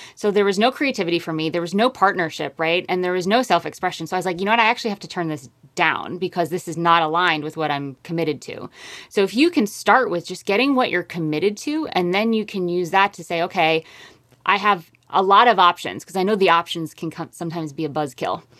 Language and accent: English; Connecticut, United States; born or raised there; moved away as an adult; also born or lived in upstate New York / Harlem, New York City; now in Hudson Valley, United States